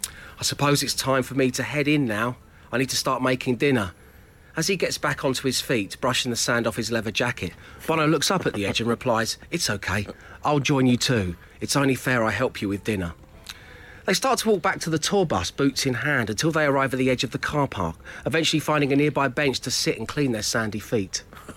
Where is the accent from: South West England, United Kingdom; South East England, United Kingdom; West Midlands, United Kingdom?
South East England, United Kingdom; I didn't sound like this when we took off! I'm from Surrey!